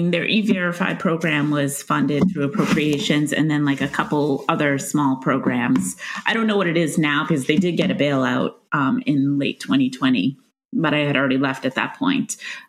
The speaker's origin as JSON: {"language": "English", "town": "Stoneham", "region": "Massachusetts", "country": "United States", "tie": "born or raised there", "said": "I grew up in Stoneham, Massachusetts, which is just north of Boston. It's about 15 minutes outside of Boston."}